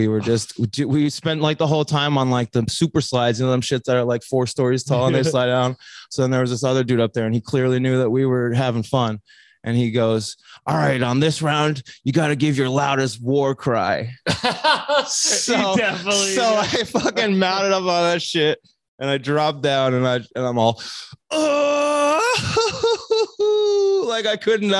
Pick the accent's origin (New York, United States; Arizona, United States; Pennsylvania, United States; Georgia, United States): Pennsylvania, United States; Wilkes-Barre; moved away as an adult; also born or lived in Denver, Colorado; No, I was born in Wilkes-Barre, Pennsylvania, like 2 hours north.